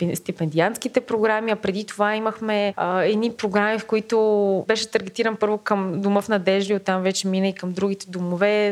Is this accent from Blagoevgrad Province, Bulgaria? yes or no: yes; Blagoevgrad, Blagoevgrad Province, Bulgaria; moved away; Аз съм от Благоевград, съм израснала и живеех много близо до тамошния дом